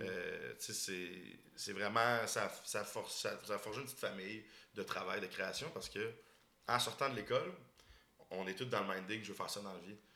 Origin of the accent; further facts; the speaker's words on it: Boucherville, Quebec, Canada; moi, je viens de la banlieue de Montréal. je viens de Boucherville